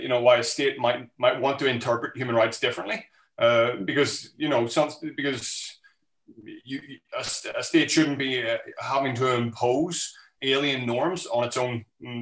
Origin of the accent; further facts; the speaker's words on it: Belfast, Northern Ireland, United Kingdom; moved away as an adult; now in Newcastle, United Kingdom; The accent gives me away. I've been in Newcastle on and off for about 15 years, but no, I'm from Belfast originally. And so I was brought over here for university and I never really left